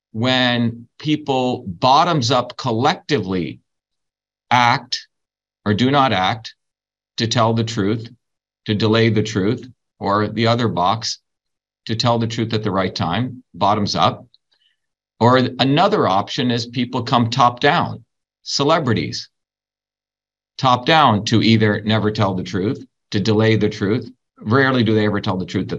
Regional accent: India; now in United States; growing up in India in a caste system

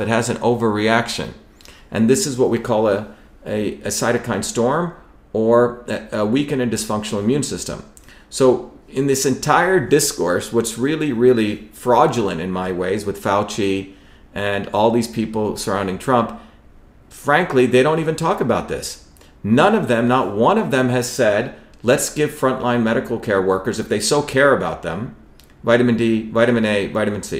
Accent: India; moved away; when I grew up in India

